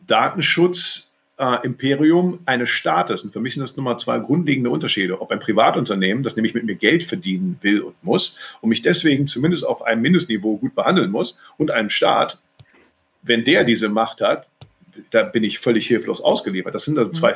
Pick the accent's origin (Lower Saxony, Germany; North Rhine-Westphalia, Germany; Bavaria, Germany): North Rhine-Westphalia, Germany; also born or lived in Cologne; ich bin Rheinländer, durch und durch hier geboren, lebe seit Jahren in Köln